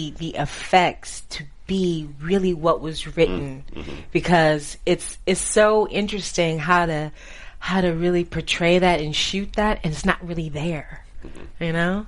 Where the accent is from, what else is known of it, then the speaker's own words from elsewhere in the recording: California, United States; I'm from California